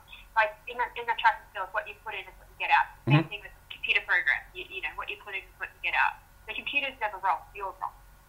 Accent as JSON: {"language": "English", "town": "Townsville", "region": "Queensland", "country": "Australia", "tie": "born or raised there", "said": "See, where I'm from, so I'm from Townsville."}